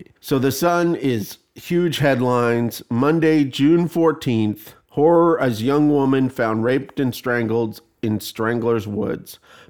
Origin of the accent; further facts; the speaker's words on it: Canada; I'm Canadian, so I'm close to being British things that Canadians do. There was lawn bowling in the town I grew up with, all the towns that I grew up in, and they all wore white.